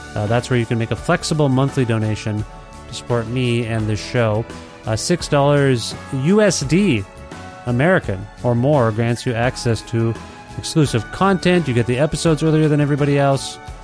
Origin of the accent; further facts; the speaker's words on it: Edmonton, Alberta, Canada; my hometown here in Edmonton